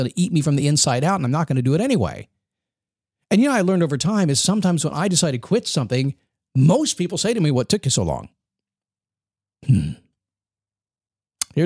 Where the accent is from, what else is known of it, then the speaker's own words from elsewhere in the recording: United States; being an American